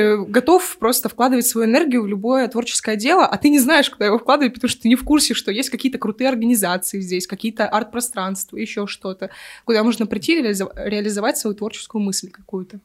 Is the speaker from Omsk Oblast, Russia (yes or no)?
yes; Omsk, Omsk Oblast, Russia; also born or lived in Moscow; я из Омска